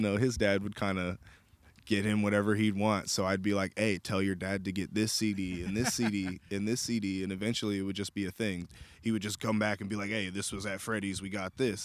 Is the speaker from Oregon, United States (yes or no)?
yes; Portland, Oregon, United States; Born and raised, North Portland, Oregon.